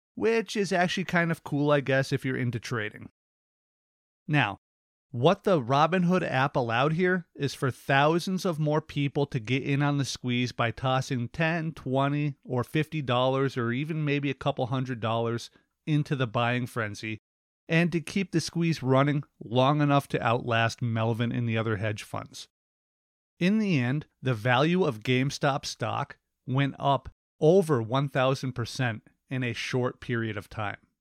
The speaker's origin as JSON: {"language": "English", "country": "United States", "said": "Americans, we are encouraged to vote."}